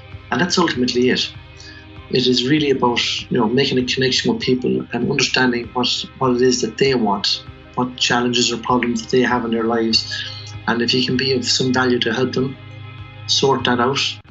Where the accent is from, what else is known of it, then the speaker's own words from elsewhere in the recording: Tullamore, County Offaly, Ireland; also born or lived in Chicago; I was born in Tullamore, raised in Chapel Street